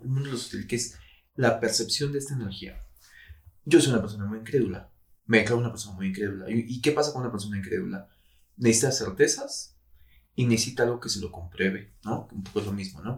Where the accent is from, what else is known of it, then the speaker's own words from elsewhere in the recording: Mexico; todos como mexicanos